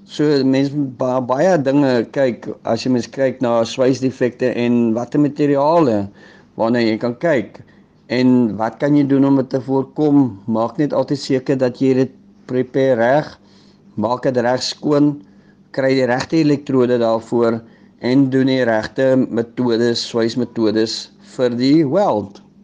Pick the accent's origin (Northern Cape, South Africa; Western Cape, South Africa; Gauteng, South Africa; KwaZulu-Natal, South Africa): KwaZulu-Natal, South Africa; Newcastle; Ek kom uit Tugela skool uit in Newcastle.